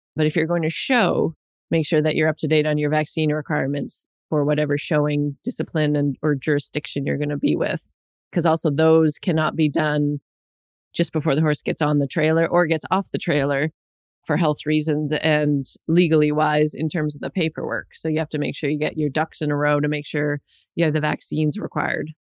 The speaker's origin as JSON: {"language": "English", "town": "Winnipeg", "region": "Manitoba", "country": "Canada", "tie": "born or raised there", "moved": "yes", "lives_now": "Ontario, Canada", "said": "I grew up in Winnipeg and am very familiar with winters"}